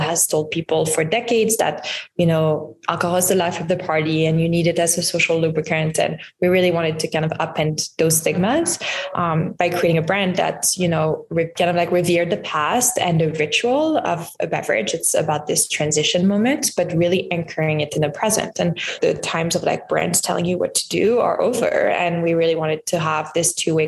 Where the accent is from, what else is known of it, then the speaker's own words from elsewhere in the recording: Lyon, Auvergne-Rhône-Alpes, France; moved away; I grew up in France, in Lyon, which is like a really big food city